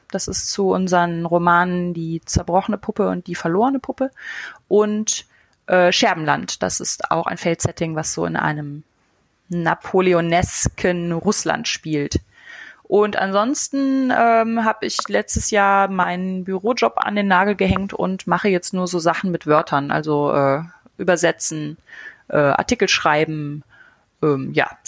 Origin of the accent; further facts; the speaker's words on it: Eifel, Germany; Also ich bin in der Eifel aufgewachsen, nicht so ganz tief in der Eifel, aber genug, um äh, quasi keinen Kontakt zur zivilisierten Welt zu haben.